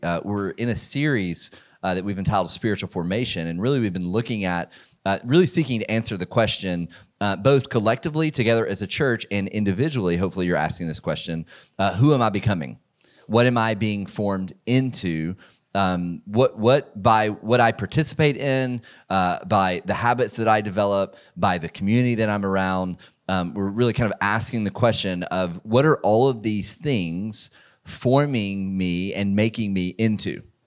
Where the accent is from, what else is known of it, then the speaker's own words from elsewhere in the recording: Georgia, United States; a small church in the community that I grew up in in Georgia